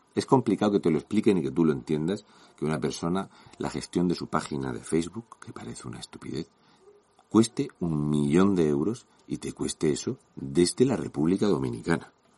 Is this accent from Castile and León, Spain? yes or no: no; Region of Murcia, Spain; un murciano encabronado